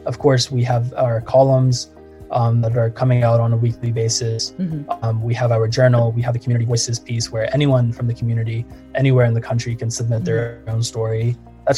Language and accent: English; Morristown, Tennessee, United States; grew up in a small town in East Tennessee in Morristown, went to an Episcopal school for 9 years